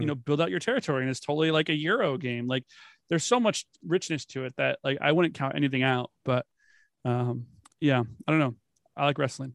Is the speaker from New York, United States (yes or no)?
no; Florida, United States; I grew up in Florida.